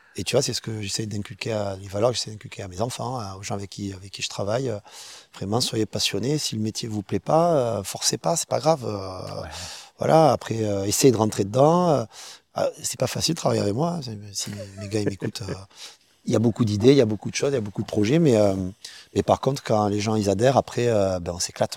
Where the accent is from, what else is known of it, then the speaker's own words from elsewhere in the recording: Perpignan, Occitania, France; also born or lived in Baillargues, near Montpellier; moi, je suis originaire de Perpignan, à la base, hein, donc catalan